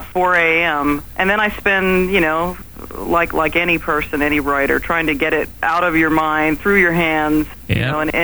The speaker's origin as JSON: {"language": "English", "town": "Charlottesville", "region": "Virginia", "country": "United States", "tie": "born or raised there", "said": "I was born in Charlottesville, Virginia, kind of in the heart of the Blue Ridge Mountains"}